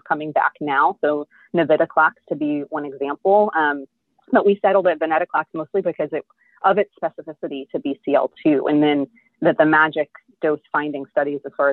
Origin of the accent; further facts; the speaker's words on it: New Jersey, United States; also born or lived in Georgia / Kentucky / Texas; now in Houston, United States; I was born in New Jersey, so I'm a northern girl at heart